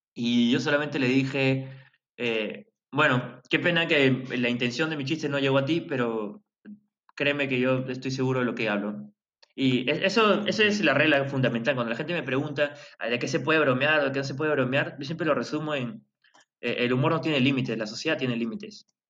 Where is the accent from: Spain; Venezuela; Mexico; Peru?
Peru; en mi país